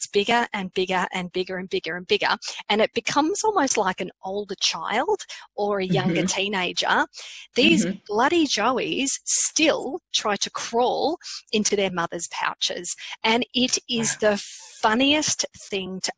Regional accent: Australia; as an Australian

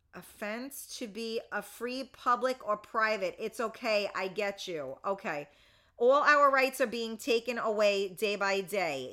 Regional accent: United States; I am an American

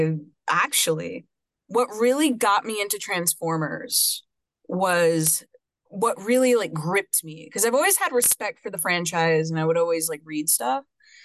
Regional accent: New York City, New York, United States; I am from Brooklyn, New York originally. I was raised in Coney Island in a beautiful mixed Afro-Puerto Rican family.

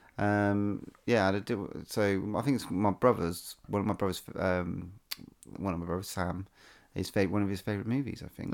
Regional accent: England, United Kingdom; we're English

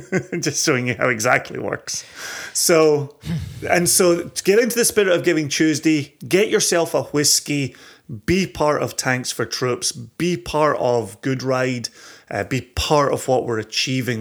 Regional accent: Scotland, United Kingdom; I am such a Scotsman

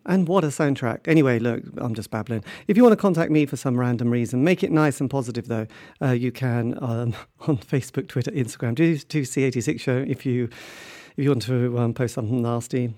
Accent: England, United Kingdom; I am English

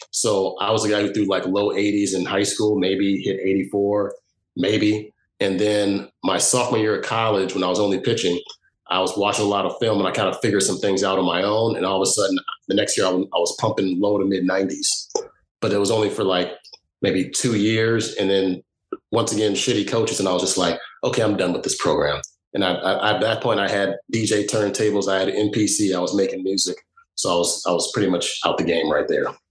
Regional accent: Chicago, Illinois, United States; also born or lived in Evanston, Illinois; I moved from Chicago to Evanston, which is the first suburb north.

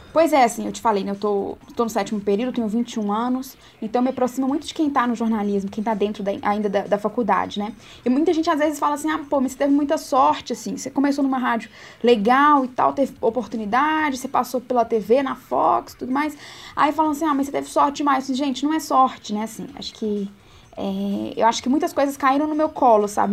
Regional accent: Itamarandiba, Minas Gerais, Brazil; moved away as an adult; now in Belo Horizonte, Brazil; de Tamarandiba

